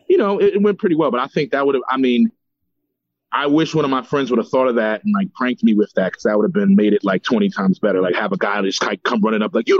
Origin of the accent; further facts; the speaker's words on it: Philadelphia, Pennsylvania, United States; I'm from Philly